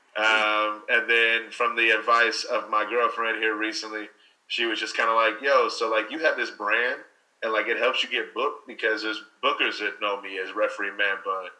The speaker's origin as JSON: {"language": "English", "town": "Louisville", "region": "Kentucky", "country": "United States", "tie": "born or raised there", "said": "growing up where I grew up here in Louisville"}